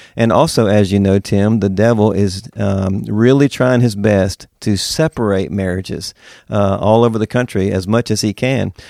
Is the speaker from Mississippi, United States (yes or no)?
yes; Mississippi, United States; moved away as an adult; also born or lived in Woodstock, Georgia / Knoxville, Tennessee; now in Winter Garden, United States; I am from Mississippi. born and raised